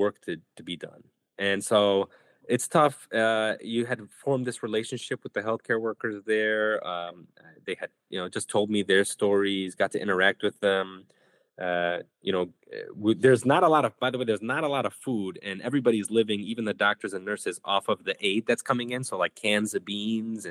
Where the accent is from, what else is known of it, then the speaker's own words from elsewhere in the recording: Chicago, Illinois, United States; also born or lived in West Bank; I was born in Chicago. I got to go back to Chicago